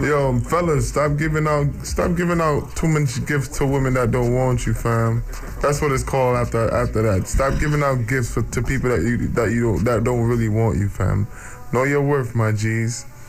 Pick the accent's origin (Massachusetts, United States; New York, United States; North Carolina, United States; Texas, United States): New York, United States; New York City; also born or lived in Bronx; I was born and raised in the Heights, but I was living in the Bronx for ten years